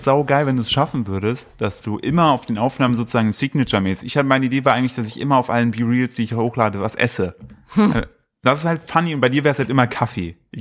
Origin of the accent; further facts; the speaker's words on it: Altenburg, Thuringia, Germany; now in Cologne, Germany; Altenburg, wo ich herkomme